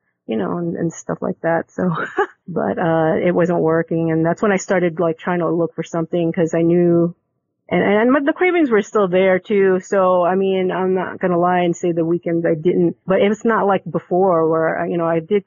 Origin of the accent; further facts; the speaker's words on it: Philippines; being Filipino